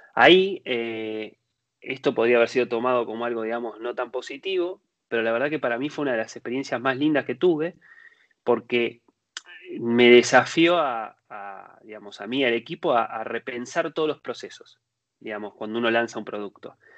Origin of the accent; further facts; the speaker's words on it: Argentina; moved away as an adult; now in Spain; yo soy nacido en Argentina, ahora estoy viviendo hace unos años en, España